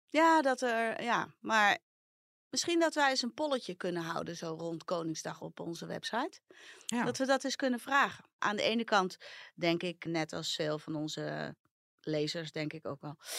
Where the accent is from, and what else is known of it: Netherlands; also born or lived in Amsterdam